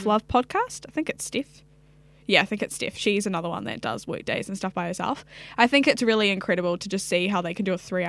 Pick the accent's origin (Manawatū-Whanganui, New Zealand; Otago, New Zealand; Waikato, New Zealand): Waikato, New Zealand; Hamilton; also born or lived in Sydney, Australia; now in Auckland, New Zealand; I grew up in Hamilton